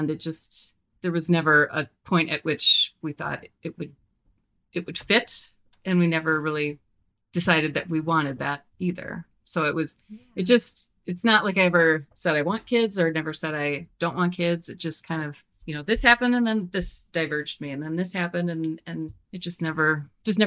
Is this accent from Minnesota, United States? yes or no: yes; suburbs of Minneapolis, Minnesota, United States; moved away as an adult; we grew up in the suburbs of Minneapolis